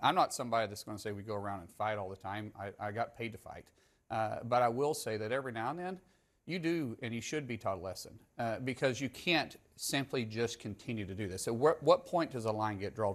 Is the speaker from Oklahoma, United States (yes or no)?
yes; Oklahoma, United States; I'm a guy from Oklahoma first